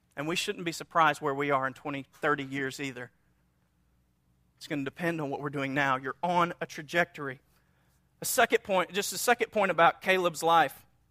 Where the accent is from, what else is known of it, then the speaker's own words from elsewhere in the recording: North Louisiana, United States; we're from North Louisiana, a small town, and so we had our little sayings